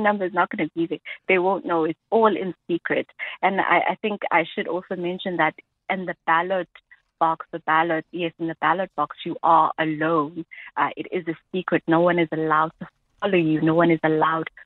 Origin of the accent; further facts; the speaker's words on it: Durban, KwaZulu-Natal, South Africa; I am from Durban, you know, so a particular voting station in Durban that's closest to me